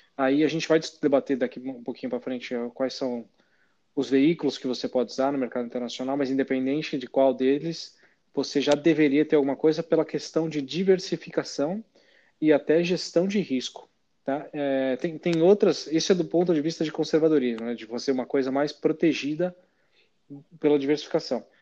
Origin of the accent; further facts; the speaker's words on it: Brazil; a gente como brasileiro tem pouca, tem pouco hábito de investir fora do nosso país